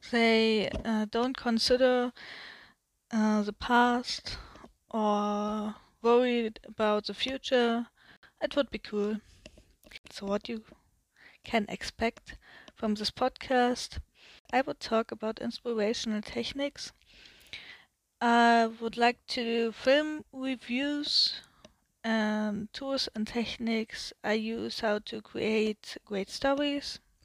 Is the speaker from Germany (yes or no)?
yes; Germany; English is a second language; I'm from Germany, so my English is not that good